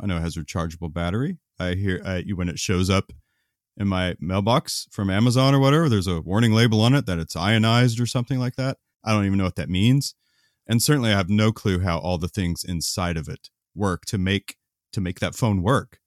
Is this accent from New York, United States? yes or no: no; Oklahoma, United States; when I was growing up in Oklahoma